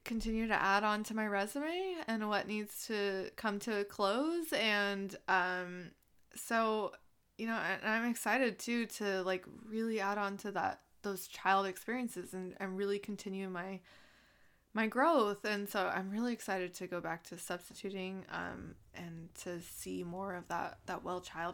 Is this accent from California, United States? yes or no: yes; Southern California, United States; I'm from Southern California